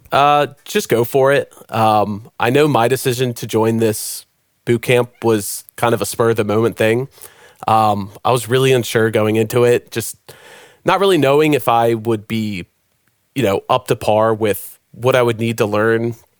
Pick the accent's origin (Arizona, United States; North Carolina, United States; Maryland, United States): Maryland, United States; moved away as an adult; now in Nashville, United States; I'm originally from Maryland